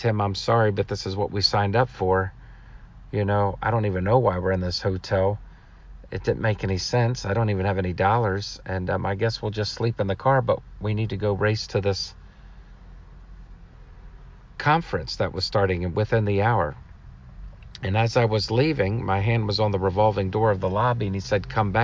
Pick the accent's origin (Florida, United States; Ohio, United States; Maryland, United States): Maryland, United States; I'm in my hometown of Maryland today